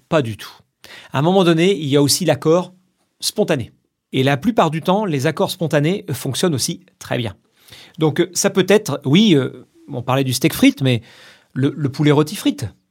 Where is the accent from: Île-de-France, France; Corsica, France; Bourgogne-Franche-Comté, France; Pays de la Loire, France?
Pays de la Loire, France; Vendée; moved away; Je viens de Vendée. Je suis né là-bas, toute ma famille euh, réside toujours là-bas.